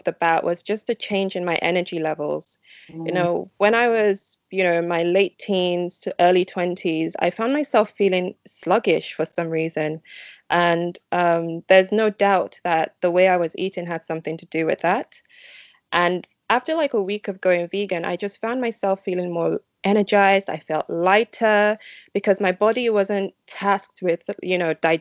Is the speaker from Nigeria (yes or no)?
yes; Nigeria; when I was a kid, growing up in Nigeria